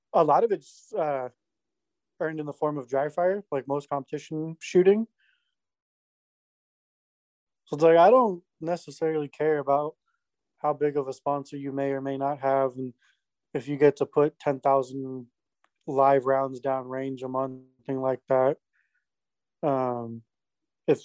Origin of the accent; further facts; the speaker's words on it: Orange County, California, United States; I grew up in Orange County, California